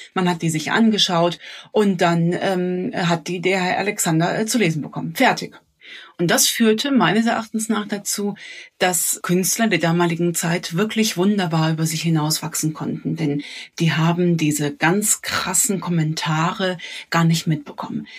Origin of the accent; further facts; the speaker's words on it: Cologne, North Rhine-Westphalia, Germany; ich als äh, Kölnerin